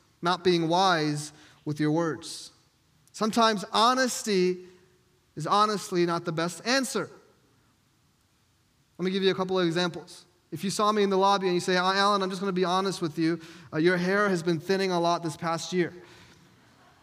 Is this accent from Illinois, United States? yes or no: no; New York, United States; moved away; I'm from New York, and I would always say, hey, I'm from New York. We tell it how it is